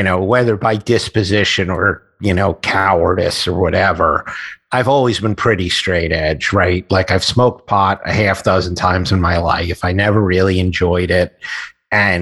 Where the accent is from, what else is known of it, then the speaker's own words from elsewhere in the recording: New York City, New York, United States; I grew up in Queens.